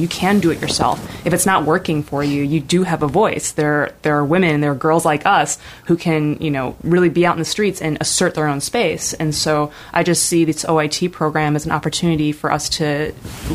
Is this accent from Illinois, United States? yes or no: yes; Chicago, Illinois, United States; also born or lived in Hong Kong; now in Portland, United States; I was born and raised in Chicago, Illinois, in the inner city